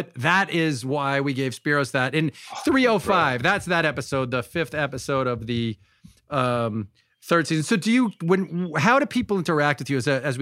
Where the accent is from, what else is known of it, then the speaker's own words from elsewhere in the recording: New York, United States; I thought we're all from Long Island.